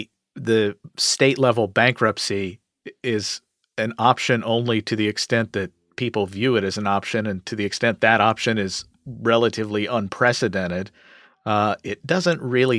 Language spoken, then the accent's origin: English; Kentucky, United States; my home state of Kentucky